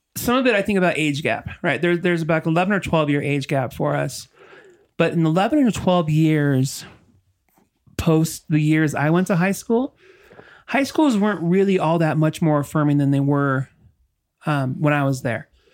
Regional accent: La Habra, California, United States; moved away; also born or lived in Utah / Colorado; Growing up in La Habra

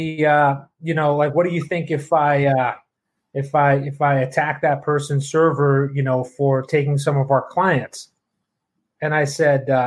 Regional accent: Toronto, Ontario, Canada; moved away; I flew up to Toronto, my hometown

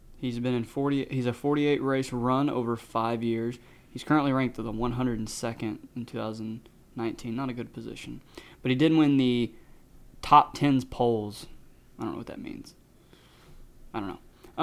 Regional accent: Texas, United States; we're from Texas

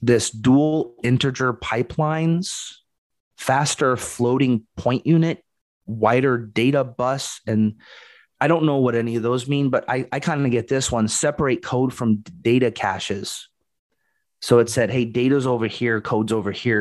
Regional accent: Portland, Oregon, United States; moved away; I was from Portland too, and we had the big Intel plant.

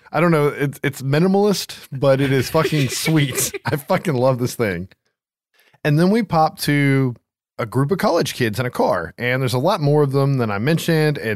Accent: the South, United States; accent: Southern; if I break into any shitty Southern accent in this episode, it's okay. I've lived in the South my entire

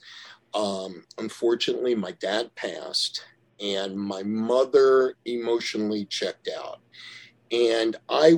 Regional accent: Yonkers, New York, United States; we lived in a garden apartment in Yonkers, New York

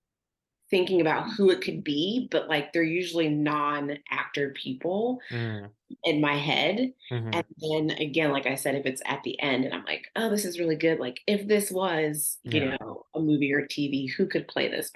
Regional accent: Youngstown, Ohio, United States; moved away; I have really good memories of growing up there

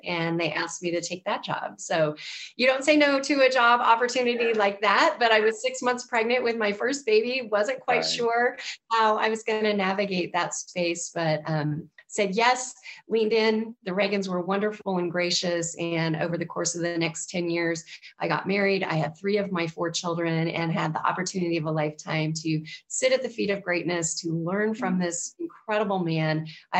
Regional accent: Southern California, United States; born and raised in Southern California, million miles from Washington, D.C., it seemed when I was a kid

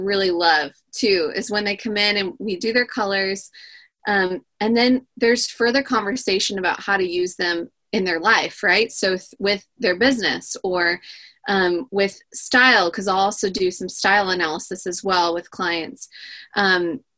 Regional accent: California coast, United States; growing up on the California coast

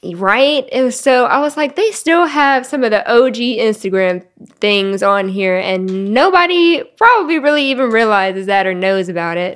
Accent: Collierville, Tennessee, United States; also born or lived in Memphis; I grew up in Carryville

